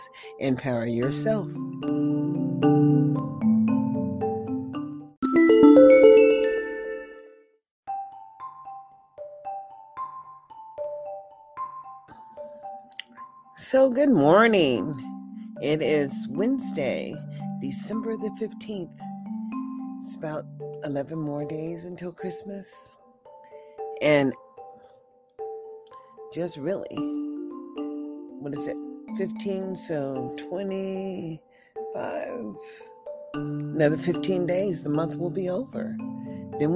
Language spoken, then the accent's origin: English; United States; as I am an American citizen